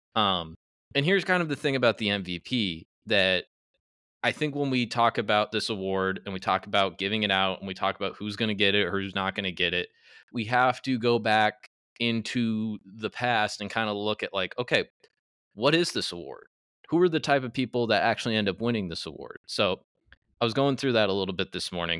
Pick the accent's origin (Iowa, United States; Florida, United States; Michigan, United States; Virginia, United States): Iowa, United States; I'm from Iowa.